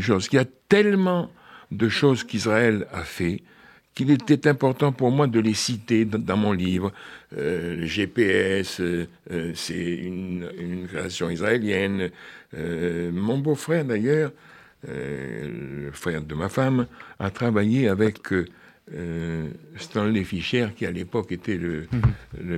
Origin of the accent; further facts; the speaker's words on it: Paris, Île-de-France, France; je suis né à Paris, il y a deux siècles, en 1934